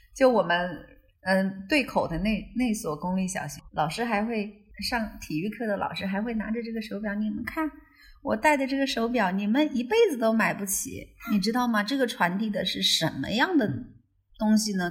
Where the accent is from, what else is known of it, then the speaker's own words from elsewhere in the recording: Chongqing, China; now in Beijing, China; 就我老家在重庆，想回到重庆